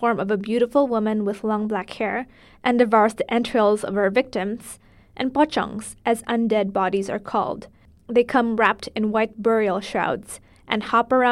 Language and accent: English; Indonesia; moved away; also born or lived in New York City; I'm from Indonesia, and our fear of graveyards is on the extreme end